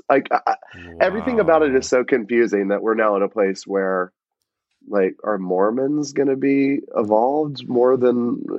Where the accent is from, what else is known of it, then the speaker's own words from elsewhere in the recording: Rome, Georgia, United States; moved away; I grew up in Rome, Georgia, which is like 2 hours northwest of Atlanta.